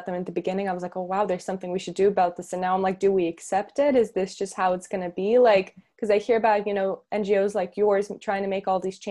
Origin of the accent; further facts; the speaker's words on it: Russia; moved away; I'm originally from Russia